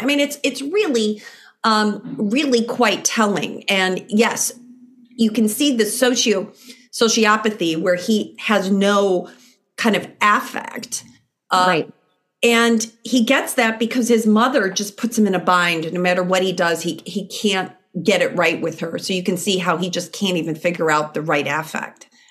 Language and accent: English; Chicago, Illinois, United States; moved away; I'm from Chicago originally